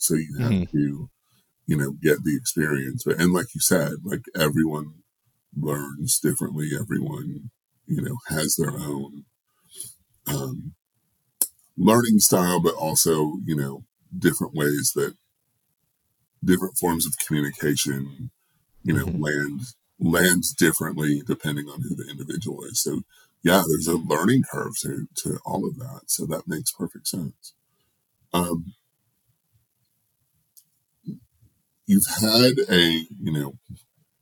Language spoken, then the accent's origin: English; southeastern Wisconsin, United States; I grew up not too far away in southeastern Wisconsin